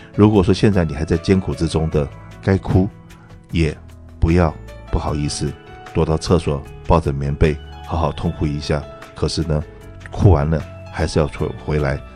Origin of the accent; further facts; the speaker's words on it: Taiwan; moved away as an adult; now in California, United States; 我在台湾出生长大，那我父亲是个军人